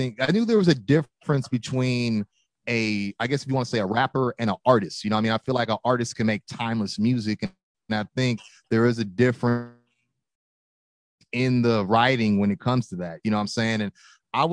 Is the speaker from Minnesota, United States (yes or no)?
no; California, United States; Born and raised in Cali